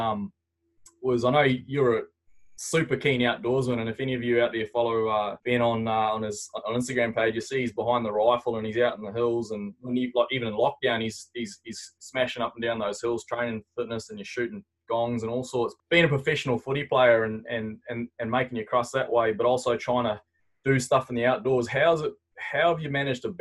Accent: North Island, New Zealand; moved away as an adult; also born or lived in Canterbury; I come from the North Island

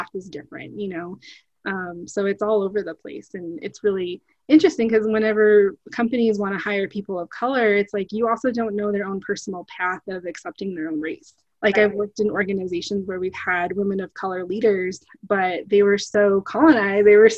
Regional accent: United States; So when people hear that I'm Native American and, you know, Indigenous, they're kind of like, wow, like, do you still live in a teepee?

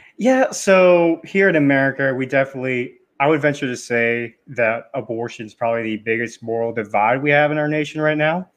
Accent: United States; as an American

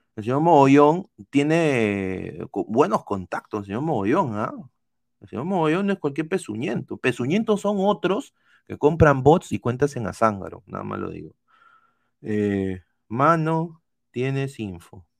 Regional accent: Peru

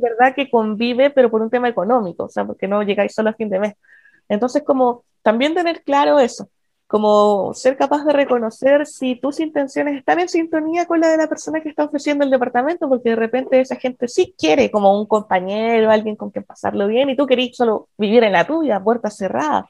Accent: Chile; moved away as an adult; also born or lived in Germany; soy chilena, con Working Holiday

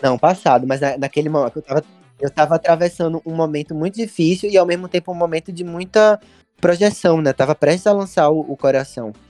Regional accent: Recife, Pernambuco, Brazil; quando era adolescente em, em Recife.

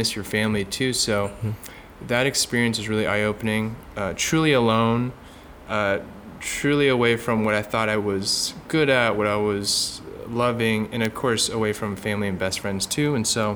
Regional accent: Bay Area, California, United States; born and raised in the Bay Area, so about 45 minutes south of San Francisco

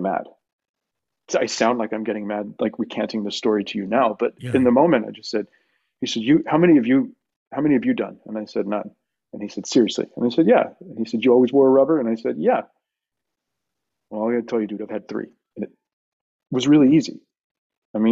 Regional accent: El Paso, Texas, United States; I'm from El Paso.

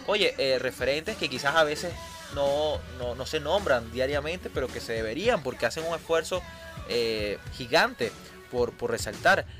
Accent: Venezuela; como venezolanos

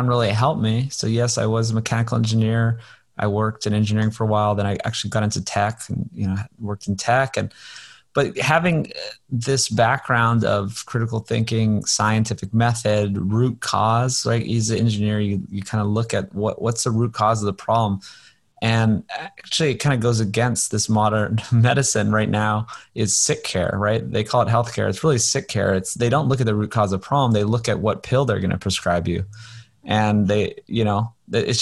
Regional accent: Hawaii, United States; I grew up in Hawaii

